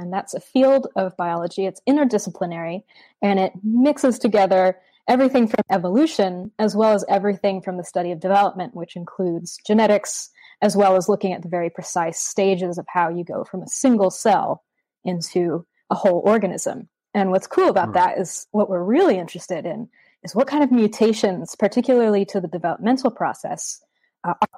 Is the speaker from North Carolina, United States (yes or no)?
no; Vermont, United States; moved away as an adult; now in Australia; growing up in Vermont, which is a very rural, beautiful, nature-oriented part of the States.